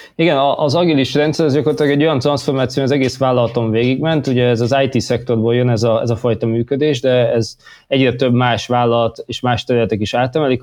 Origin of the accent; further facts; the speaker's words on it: Hungary; moved away as an adult; also born or lived in London; úgy éreztem, hogy jól lenne hazajönni, hazahúzott a honvágy